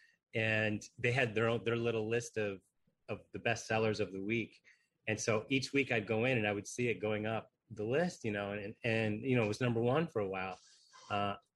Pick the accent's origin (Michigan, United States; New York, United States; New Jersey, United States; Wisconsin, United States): Michigan, United States; my home state of Michigan